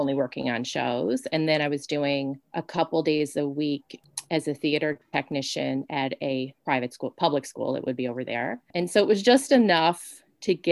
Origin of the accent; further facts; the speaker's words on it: Newfoundland and Labrador, Canada; I'm from a very isolated place. Like I'm from Newfoundland. I'm on an island and everything seems out of reach